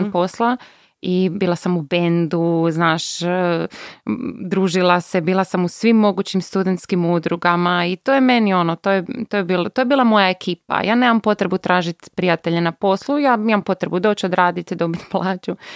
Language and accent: Croatian; Bjelovar, Bjelovar-Bilogora County, Croatia; moved away; also born or lived in Zagreb; ja sam bila iz Bjelovara, sestra iz Bjelovara